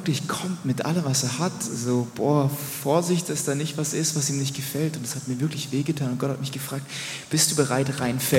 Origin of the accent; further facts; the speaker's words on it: Rheinfelden, Baden-Württemberg, Germany; Ich bin in Rheinfeld in Deutschland geboren, es gibt auch Rheinfeld in der Schweiz